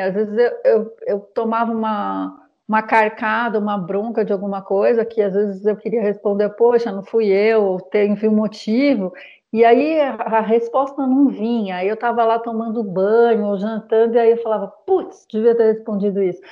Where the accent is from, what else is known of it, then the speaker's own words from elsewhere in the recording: São Paulo, Brazil; moved away as an adult; now in Paris, France; eu sou paulistana